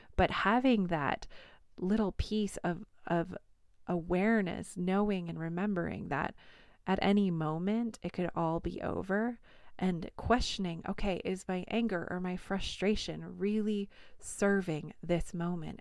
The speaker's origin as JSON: {"language": "English", "region": "New York", "country": "United States", "accent": "New York"}